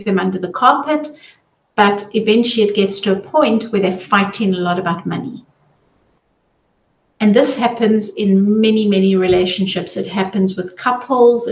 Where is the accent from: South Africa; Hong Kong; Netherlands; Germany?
South Africa; now in Zurich, Switzerland; I'm originally from South Africa